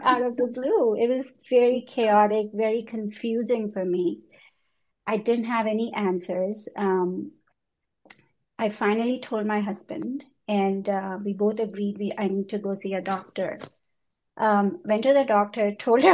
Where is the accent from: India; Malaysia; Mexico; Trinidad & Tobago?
India; moved away as an adult; also born or lived in United Kingdom / Hong Kong; now in New York, United States; I grew up in India. And I left India when I was 20 years